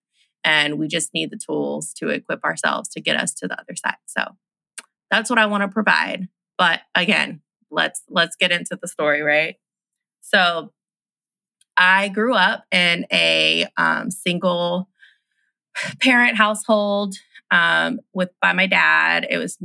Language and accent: English; Austin, Texas, United States; moved away as an adult; I'm from Texas. I'm from Austin, Texas